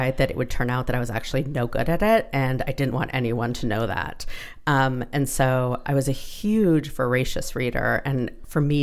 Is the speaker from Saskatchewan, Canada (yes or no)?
no; Toronto, Ontario, Canada; also born or lived in Ottawa / Calgary / Montreal / Halifax; I spent most of my childhood in Toronto and going back and forth between Toronto and Ottawa